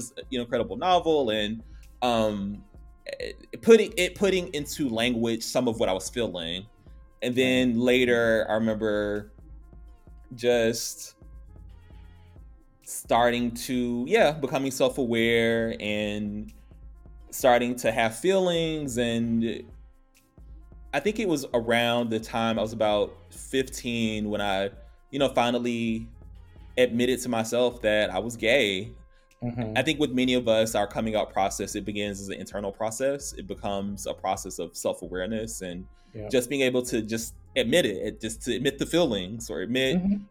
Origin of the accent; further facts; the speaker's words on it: Atlanta, Georgia, United States; also born or lived in New York; I'm from Atlanta, Georgia.